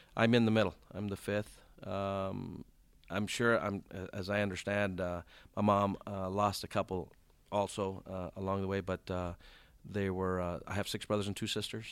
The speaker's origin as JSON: {"language": "English", "town": "Compton", "region": "California", "country": "United States", "tie": "born or raised there", "also_born_or_lived": "South Gate, California", "said": "I grew up in Compton, California."}